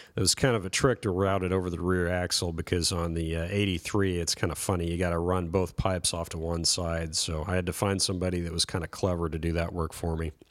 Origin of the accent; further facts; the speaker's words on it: Nebraska, United States; moved away as an adult; also born or lived in West Coast / East Coast; back in my hometown in Nebraska